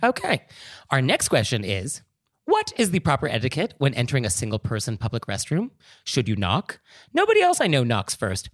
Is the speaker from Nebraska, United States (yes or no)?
no; California, United States; I am from California